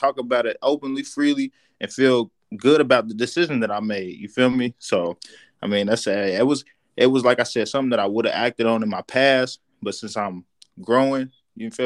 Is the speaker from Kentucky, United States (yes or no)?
yes; Louisville, Kentucky, United States; moved away as an adult; that's where I'm from